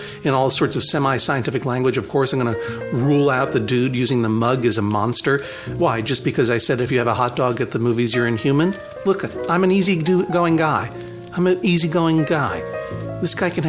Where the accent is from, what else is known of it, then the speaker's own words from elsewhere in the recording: Brookline, Massachusetts, United States; Brookline, Massachusetts, my hometown